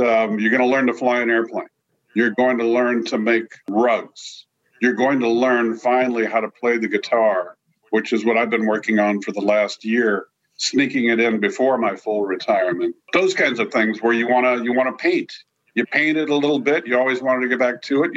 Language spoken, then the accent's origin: English; San Francisco Bay Area, California, United States; I grew up in the San Francisco Bay Area